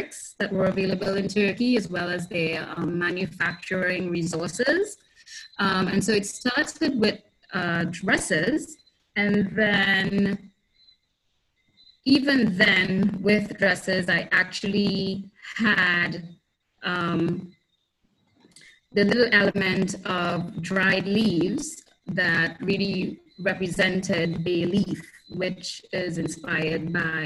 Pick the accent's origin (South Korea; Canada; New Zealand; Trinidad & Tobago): Trinidad & Tobago; moved away as an adult; also born or lived in United States; now in Grenada; I was born and raised in Trinidad and Tobago, and eventually left for college and lived in the US for a while